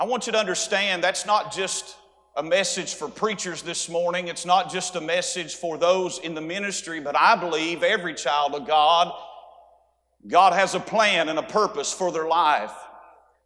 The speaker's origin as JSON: {"language": "English", "town": "Dalton", "region": "Georgia", "country": "United States", "tie": "born or raised there", "moved": "as an adult", "lives_now": "Staunton, United States", "said": "I was born in Dalton, Georgia, and served there and lived there and served the Lord there and pastored there for 8.5 years"}